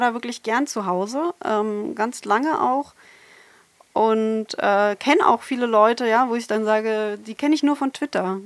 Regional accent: Berlin, Germany; moved away as an adult; also born or lived in Halle an der Saale / Saarbrücken / Potsdam / Konstanz; now in Bochum, Germany; ich komme eigentlich aus Berlin

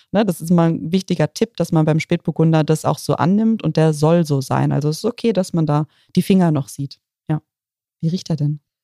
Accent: Bad Dürkheim, Rhineland-Palatinate, Germany; In meiner Heimat, in Bad Dürkheim

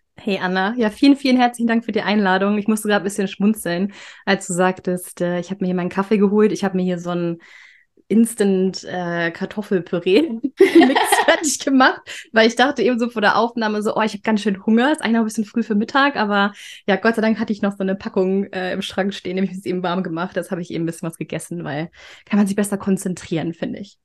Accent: Flensburg, Schleswig-Holstein, Germany; moved away as an adult; also born or lived in Berlin; now in Stockholm, Sweden; ich komme ursprünglich aus Flensburg

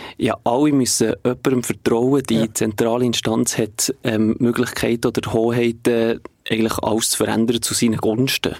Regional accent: Bern, Switzerland; ich komme aus der Region Bern

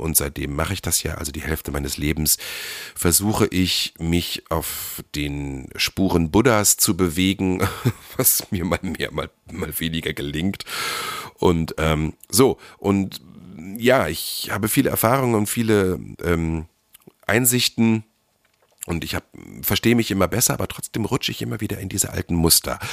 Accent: Germany; moved away; im Harz, da wo ich herkomme

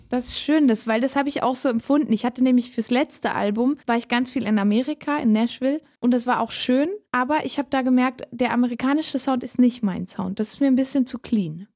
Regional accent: Switzerland; accent: Swiss German; first language Swiss German; German is a second language; das Schweizerdeutsch bleibt meine Muttersprache

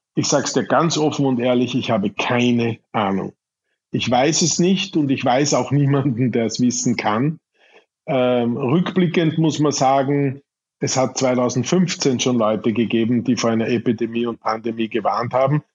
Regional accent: Irdning, Styria, Austria; das kleine Gasthaus in Irtning, meinem Heimatort in der Steiermark

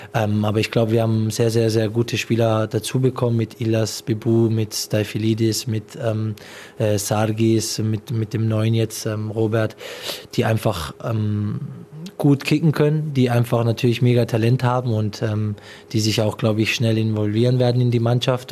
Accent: Pforzheim, Baden-Württemberg, Germany; hier ist meine Heimat. Jeder, der mich kennt, jeder, der weiß, woher ich komme. Pforzheim ist ähm, ja ein Katzensprung von hier

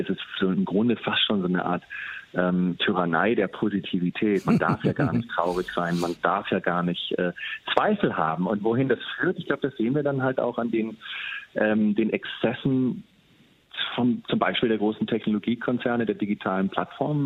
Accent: Germany; moved away as an adult; also born or lived in San Francisco, United States; als Deutscher mit, mit ähm, ganz guter Ausbildung

